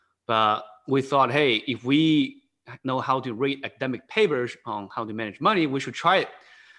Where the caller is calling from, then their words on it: Newtown Square, Pennsylvania, United States; I'm working from home on the East Coast. It's the suburb of Philadelphia. It's a town called Newtown Square, kind of 20 minutes, 30 minutes west of Philadelphia.